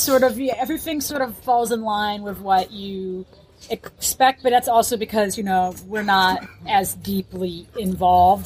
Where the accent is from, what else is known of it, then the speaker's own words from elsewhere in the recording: United States; my perspective as an American